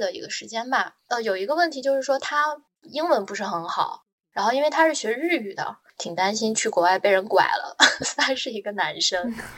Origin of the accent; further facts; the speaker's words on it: northern China, China; moved away as an adult; now in Shanghai, China; 我是北方人